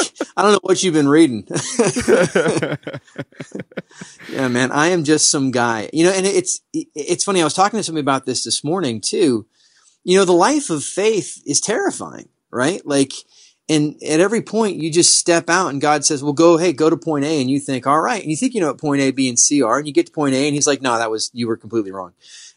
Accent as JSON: {"language": "English", "area": "San Diego County", "region": "California", "country": "United States", "tie": "born or raised there", "said": "I grew up in San Diego County. I live just across the border."}